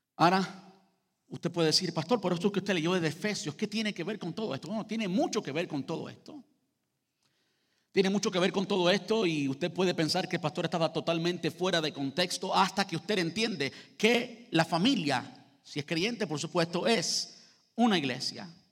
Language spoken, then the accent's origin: Spanish; Cuba; Los cubanos somos conocidos por tener cinco conversaciones en el mismo lugar al mismo tiempo. Yo parece que no soy cubano